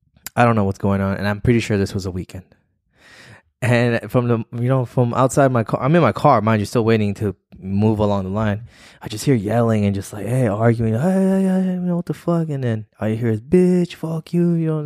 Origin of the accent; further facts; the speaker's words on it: Missouri, United States; I'm from Missouri.